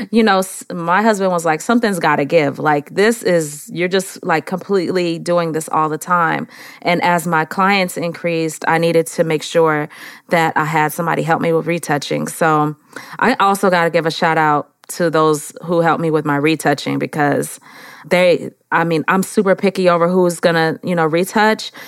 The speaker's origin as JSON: {"language": "English", "town": "San Francisco", "region": "California", "country": "United States", "moved": "yes", "lives_now": "Atlanta, United States", "said": "I am actually from San Francisco, California."}